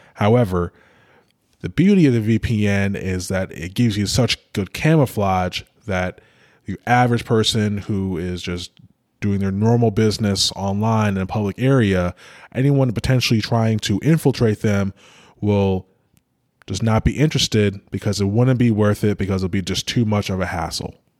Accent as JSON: {"language": "English", "country": "United States", "said": "my country, United States"}